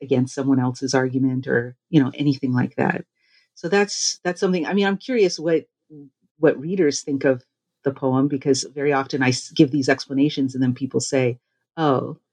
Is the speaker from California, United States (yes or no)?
yes; Los Angeles, California, United States; around the place where I grew up in California, the Los Angeles beachside area